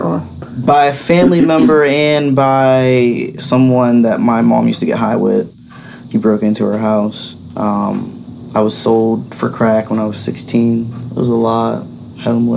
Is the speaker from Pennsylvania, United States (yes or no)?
yes; Pittsburgh, Pennsylvania, United States; I'm from the Pittsburgh area, born and raised